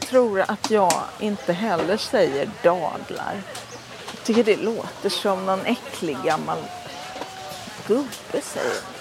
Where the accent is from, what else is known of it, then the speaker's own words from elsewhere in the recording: Gothenburg, Västra Götaland, Sweden; Jag är från Göteborg